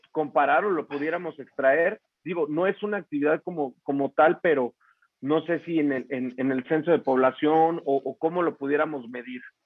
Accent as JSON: {"language": "Spanish", "town": "Morelia", "region": "Michoacán", "country": "Mexico", "said": "Yo soy de Morelia, eh, Michoacán"}